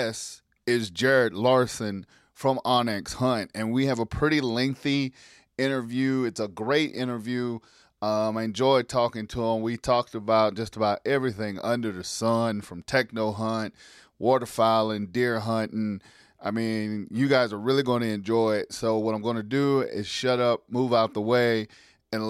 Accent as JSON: {"language": "English", "region": "the South", "country": "United States", "also_born_or_lived": "Milwaukee, Wisconsin", "moved": "as an adult", "said": "of being a Southern boy"}